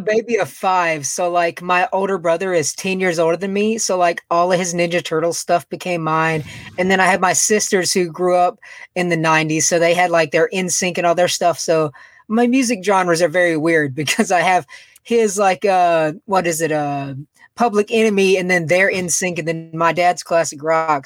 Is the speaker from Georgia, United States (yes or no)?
yes; Macon, Georgia, United States; I am from Macon, Georgia. It's like an hour away from Atlanta